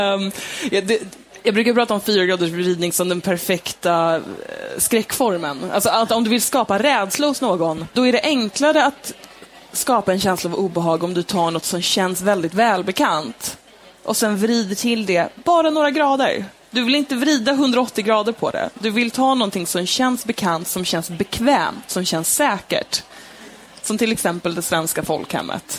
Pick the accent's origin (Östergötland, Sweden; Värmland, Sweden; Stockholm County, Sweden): Stockholm County, Sweden; Stockholm; jag växte upp i Stockholm